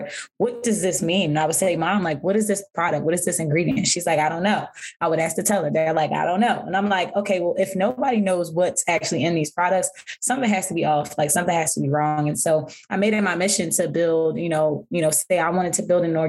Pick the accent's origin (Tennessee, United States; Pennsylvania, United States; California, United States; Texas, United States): Pennsylvania, United States; Philadelphia; also born or lived in New York; I was born and raised in West Philadelphia